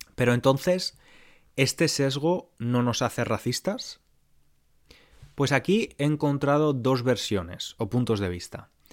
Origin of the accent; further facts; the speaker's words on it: Valencia, Valencian Community, Spain; moved away as an adult; also born or lived in London; Yo hasta 2012 vivía en Valencia, en España, y la mayoría de personas con las que me relacionaba eran como yo, españolas, blancas